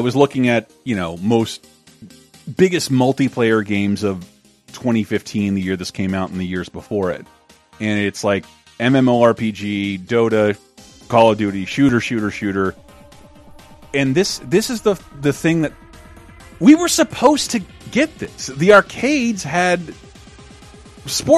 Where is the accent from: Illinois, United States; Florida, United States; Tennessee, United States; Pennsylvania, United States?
Florida, United States; Tallahassee; in my hometown, Tallahassee, Florida